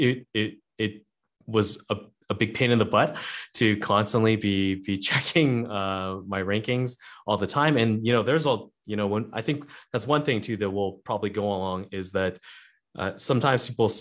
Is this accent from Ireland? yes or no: no; Canada; I'm a Canadian Airbnb host